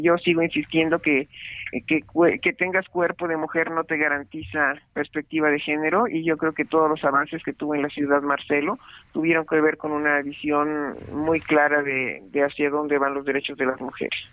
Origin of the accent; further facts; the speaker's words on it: Comalapa, Chiapas, Mexico; mi tierra porque estas imágenes que vimos de Comalapa